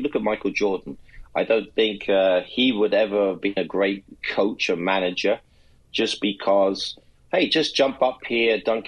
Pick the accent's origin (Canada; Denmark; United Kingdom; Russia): United Kingdom; England; now in United States; as an Englishman now, American. Born in England